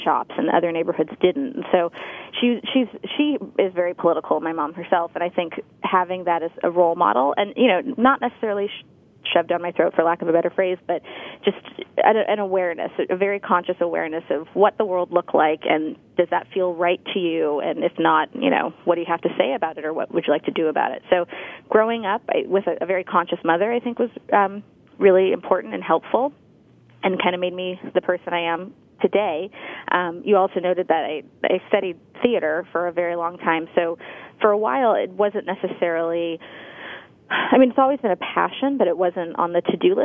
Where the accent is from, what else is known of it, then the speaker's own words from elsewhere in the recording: Santa Monica, California, United States; I grew up in Santa Monica